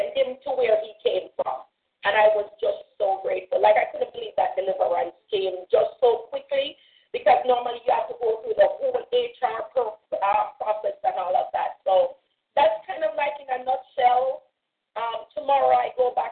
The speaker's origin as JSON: {"language": "English", "country": "Jamaica", "moved": "yes", "lives_now": "United States", "said": "I tend to get back to Jamaica, and some of my Jamaican stuff that I know"}